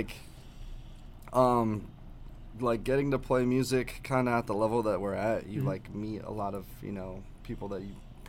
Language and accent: English; Columbus, Ohio, United States; We're both from Columbus, Ohio.